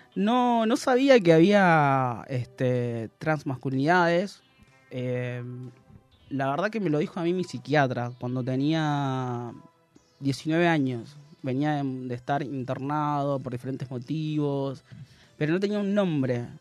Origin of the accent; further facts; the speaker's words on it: Córdoba, Argentina; Soy cordobés